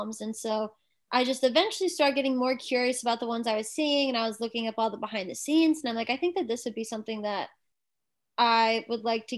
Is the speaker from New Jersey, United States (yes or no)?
yes; New Jersey, United States; moved away as an adult; also born or lived in California; now in Los Angeles, United States; I'm a Jersey girl